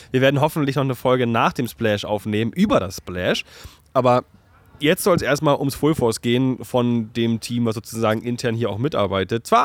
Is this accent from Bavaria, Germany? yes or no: no; Chemnitz, Saxony, Germany; Kennst du, ich komme aus Chemnitz.